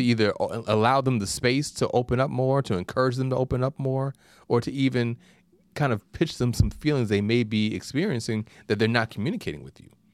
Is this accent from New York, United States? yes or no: yes; New York, United States; being a New Yorker